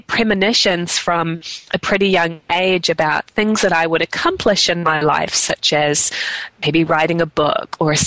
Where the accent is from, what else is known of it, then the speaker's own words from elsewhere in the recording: New Zealand; I grew up in New Zealand